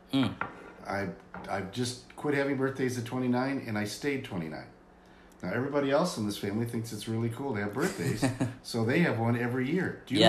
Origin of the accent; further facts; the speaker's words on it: Albany, New York, United States; born there; Well, actually, I was born in Albany, New York.